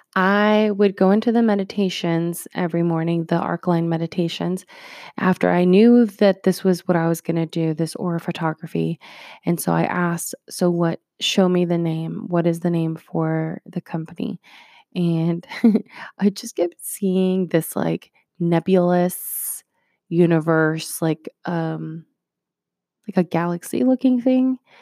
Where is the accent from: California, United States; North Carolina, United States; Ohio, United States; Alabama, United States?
Ohio, United States; North Canton; English is a second language; also born or lived in Puerto Rico / Greentown, Ohio; we eventually moved to North Canton, Ohio